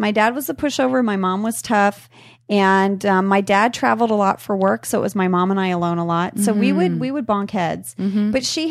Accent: Indonesia; I just didn't have any of that growing up in Indonesia.

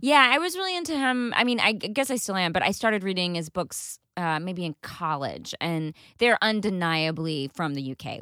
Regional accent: Texas, United States; I grew up in Texas

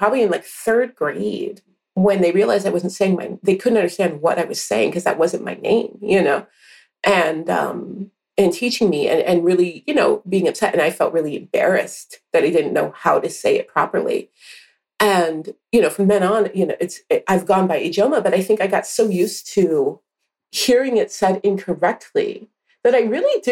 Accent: Seattle, Washington, United States; we grew up here in the Seattle area, to be more specific

